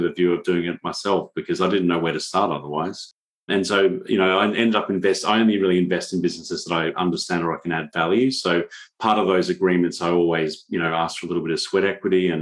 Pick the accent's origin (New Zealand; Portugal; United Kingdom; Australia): Australia; I'm from Australia